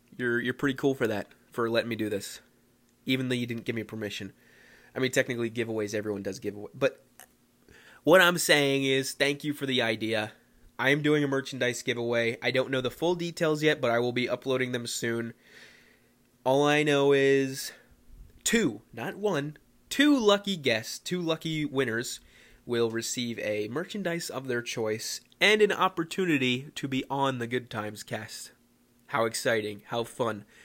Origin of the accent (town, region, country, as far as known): Philadelphia, Pennsylvania, United States; moved away